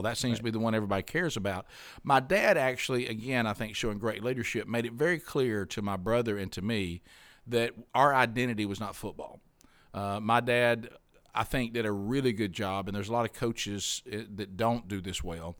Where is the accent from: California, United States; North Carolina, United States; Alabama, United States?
Alabama, United States; I'm from Alabama